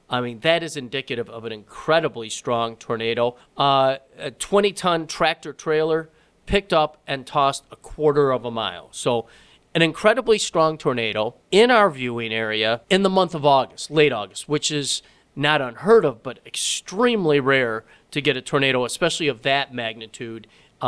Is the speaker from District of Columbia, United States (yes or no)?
no; Flint, Michigan, United States; I grew up in Flint, Michigan.